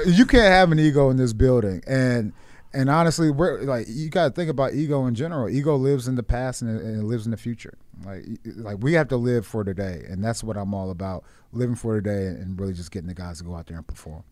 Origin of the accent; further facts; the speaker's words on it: Washington, District of Columbia, United States; moved away; Washington. This is my hometown, like, you know, the D M V area